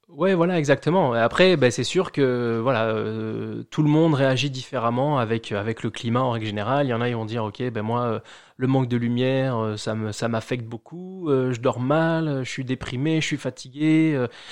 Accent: Charente-Maritime, Nouvelle-Aquitaine, France; moved away as an adult; also born or lived in Ireland; now in Montreal, Canada; je suis originaire de Charente-Maritime en France

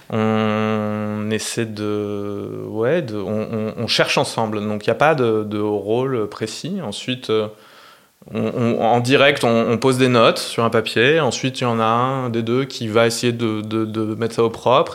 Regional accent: Clermont-Ferrand, Auvergne-Rhône-Alpes, France; moved away as an adult; also born or lived in Bordeaux / Paris; je suis né à Clermont en Auvergne et j'ai fait des études d'histoire de l'art

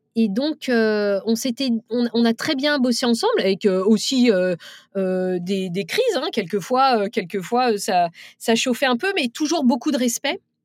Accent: France; c'est les femmes de banlieue, puisque c'est de là d'où je viens

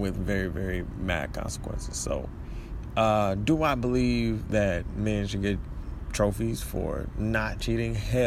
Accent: Detroit, Michigan, United States; moved away; also born or lived in Florida; I claim Detroit

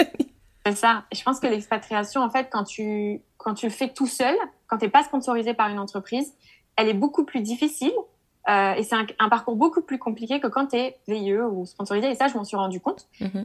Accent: France; moved away as an adult; also born or lived in Jordan / Barcelona; en tant que Français

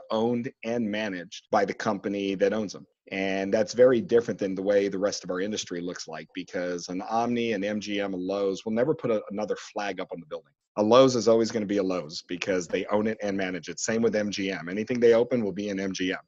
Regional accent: San Antonio, Texas, United States; also born or lived in Las Vegas; now in Dallas, United States; Born and raised in San Antonio

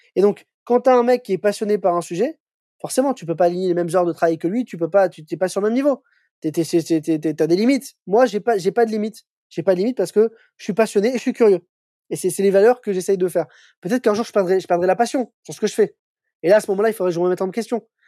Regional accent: Paris, Île-de-France, France; moi je suis un Parisien, je suis né à Paris, j'ai vécu à Paris toute ma vie.

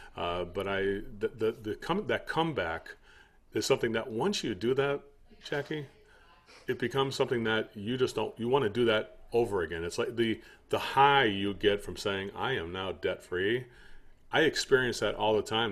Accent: United States; I'm American

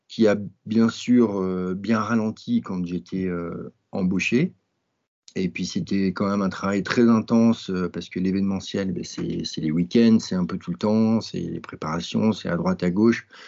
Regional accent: Grenoble, Auvergne-Rhône-Alpes, France; J'ai un, nom breton, mais je suis né à Grenoble, dans les Alpes. Et quand j'étais petit, j'ai fait pas mal de ski

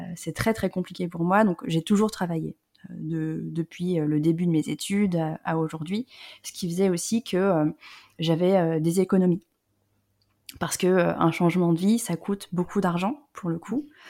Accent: Lyon, Auvergne-Rhône-Alpes, France; moved away; also born or lived in Paris / south-west France; je suis pas parisienne, moi je viens de la région Rhône-Alpes, euh, je suis née à Lyon.

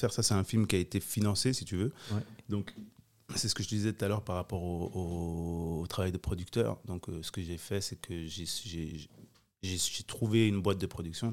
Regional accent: Geneva, Switzerland; J'ai grandi aux Avanchais.

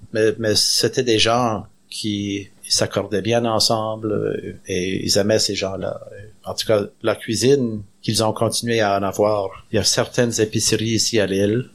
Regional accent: Canada; je suis fier d'être Acadien

